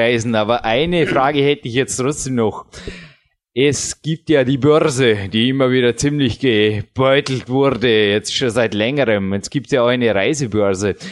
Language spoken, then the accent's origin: German; Austria; bei uns in Österreich